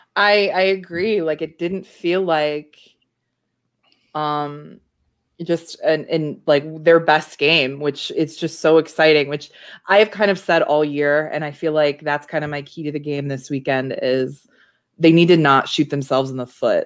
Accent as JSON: {"language": "English", "town": "Chicago", "region": "Illinois", "country": "United States", "said": "as a Chicagoan"}